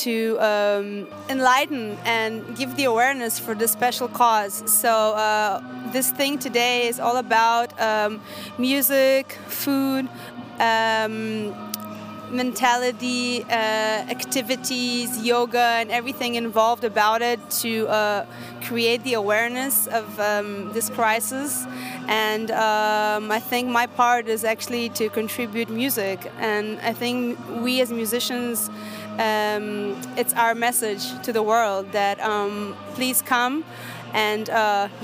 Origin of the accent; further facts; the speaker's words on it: Israel; I am an Israeli and I'm from the Middle East